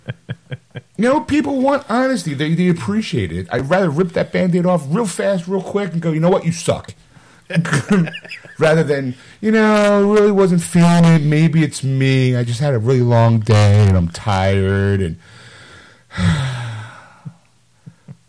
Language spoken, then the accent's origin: English; United States; we're American